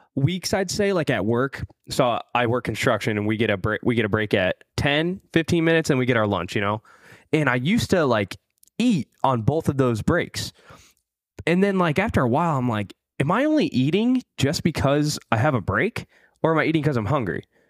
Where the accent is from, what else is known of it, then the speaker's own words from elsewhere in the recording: Midwest, United States; I'm from the Midwest.